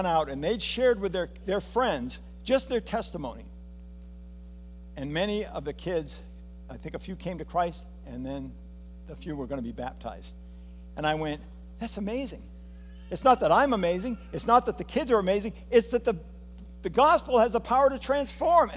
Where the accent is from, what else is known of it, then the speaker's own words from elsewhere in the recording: United States; as an American